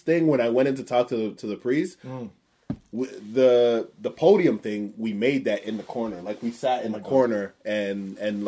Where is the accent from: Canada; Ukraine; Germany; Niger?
Canada; Toronto, Ontario; I'm a comedian from Toronto